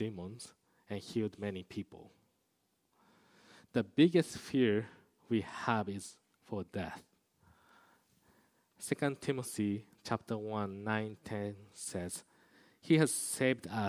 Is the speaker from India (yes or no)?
no; Kobe, Hyogo, Japan; I used to live in Kobe area